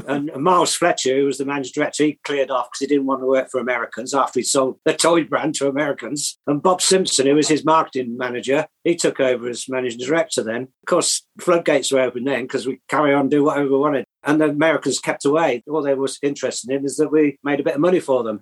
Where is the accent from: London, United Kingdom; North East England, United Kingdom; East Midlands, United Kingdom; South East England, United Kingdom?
South East England, United Kingdom; Oxford; moved away as an adult; also born or lived in Birmingham; now in Swadlincote, United Kingdom; I was brought up in Oxford till I was 18 yeah, went to college, did product design at Birmingham